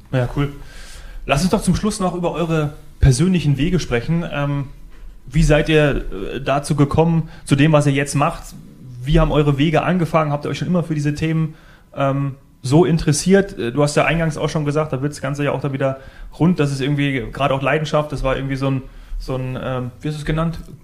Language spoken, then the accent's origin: German; Northern Hesse, Germany; now in Bavaria, Germany; ich komme aus Nordhessen